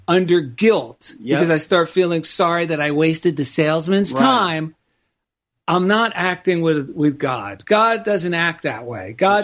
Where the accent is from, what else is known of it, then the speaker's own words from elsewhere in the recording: New Jersey, United States; now in Culver City, United States; I grew up in New Jersey